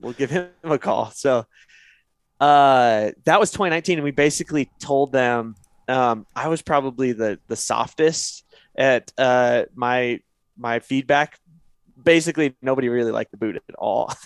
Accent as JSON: {"language": "English", "region": "Northeast Oregon", "country": "United States", "tie": "born or raised there", "said": "I grew up in Northeast Oregon"}